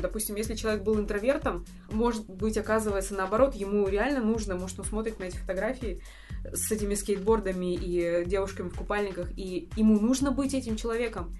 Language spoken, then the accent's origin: Russian; Russia; Это российская действительность, та, в которой я росла.